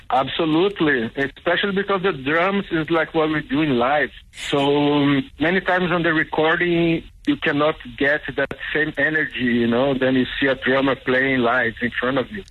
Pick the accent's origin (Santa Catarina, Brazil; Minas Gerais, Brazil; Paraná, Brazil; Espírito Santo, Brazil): Espírito Santo, Brazil; Cachoeiro de Itapemirim; also born or lived in United States / Mozambique / South Africa; now in Berlin, Germany; I grew up in Brazil, in southeast of Brazil. Uh, Espírito Santo is the province, is near Rio de Janeiro.